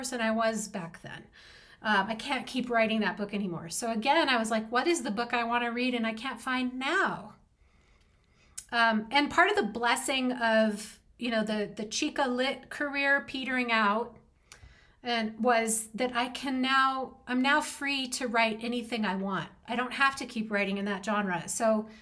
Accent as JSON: {"language": "English", "region": "New Mexico", "country": "United States", "tie": "born or raised there", "also_born_or_lived": "Boston / New York / Los Angeles", "moved": "yes", "said": "there's some things about New Mexico that I miss"}